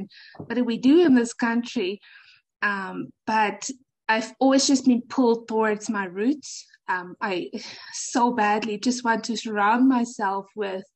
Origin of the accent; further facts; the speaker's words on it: South Africa; moved away as an adult; now in Canada; Okay, so I'm from South Africa.